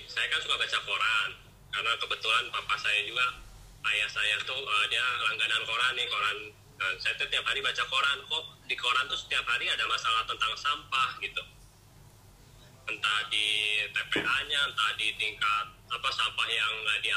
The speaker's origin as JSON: {"language": "Indonesian", "town": "Bandung", "region": "West Java", "country": "Indonesia", "said": "asal dari kota Bandung kalau dulu sih kerjanya saya kerja di bank"}